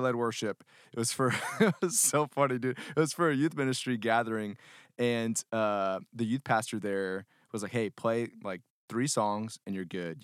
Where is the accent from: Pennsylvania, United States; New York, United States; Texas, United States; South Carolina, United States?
Texas, United States; Houston; I grew up in the Houston area. Um, so H Town